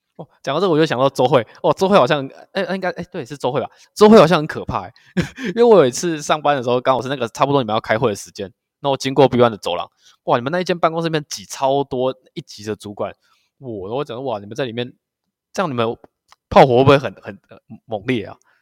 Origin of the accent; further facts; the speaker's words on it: Kaohsiung, Taiwan; moved away as an adult; also born or lived in Taitung; now in Yilan, Taiwan; 我是高雄人嘛